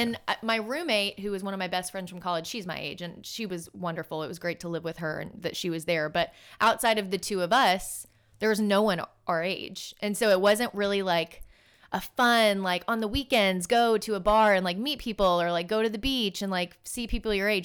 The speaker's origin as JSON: {"language": "English", "town": "Birmingham", "region": "Alabama", "country": "United States", "tie": "born or raised there", "also_born_or_lived": "Miami", "moved": "as an adult", "said": "me and my sister both growing up in Birmingham"}